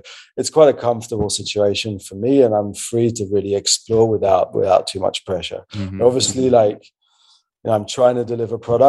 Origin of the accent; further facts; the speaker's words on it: Belgium; I'm actually from Belgium